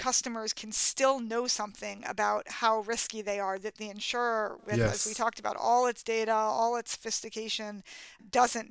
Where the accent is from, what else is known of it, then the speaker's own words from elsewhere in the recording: New York City, New York, United States; as a kid in growing up in Manhattan where no one drove